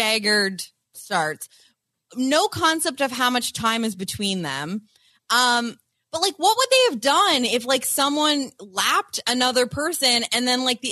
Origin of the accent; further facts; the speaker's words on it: Canada; My experience as a Canadian